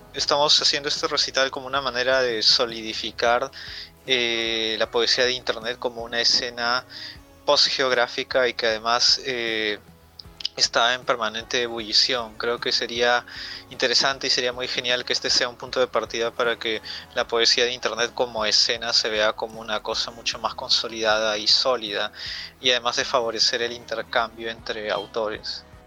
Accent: Peru; soy un poeta de Perú

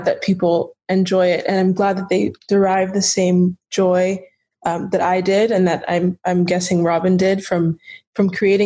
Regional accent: Charlotte, North Carolina, United States; Right now, I am in Charlotte, North Carolina, my hometown

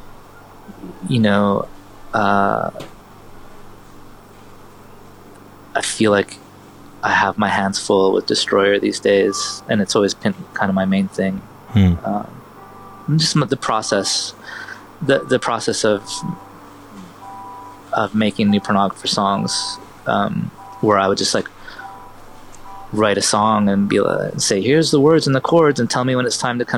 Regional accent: Vancouver, British Columbia, Canada; I was born in Vancouver in Canada, and my mother's American

